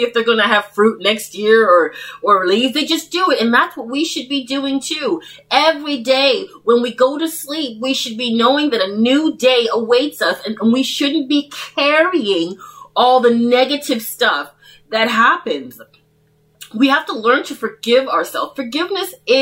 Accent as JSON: {"language": "English", "town": "Toronto", "region": "Ontario", "country": "Canada", "tie": "born or raised there", "said": "I was brought up in Toronto"}